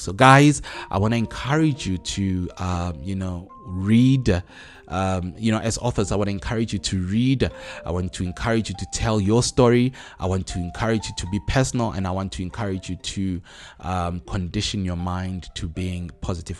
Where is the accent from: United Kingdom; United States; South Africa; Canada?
South Africa; as South African writers.